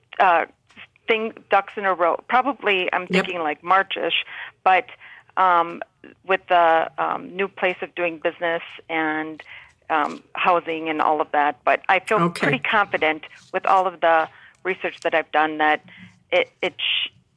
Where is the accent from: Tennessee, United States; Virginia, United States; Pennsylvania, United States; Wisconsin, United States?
Wisconsin, United States; I'm from Wisconsin, and we call fountains bubblers